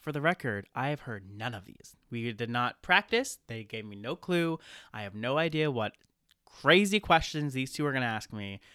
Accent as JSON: {"language": "English", "region": "Maine", "country": "United States", "tie": "born or raised there", "also_born_or_lived": "New Hampshire", "said": "I grew up, uh, born and raised in Maine, went to college in New Hampshire, came back to Maine here ever since."}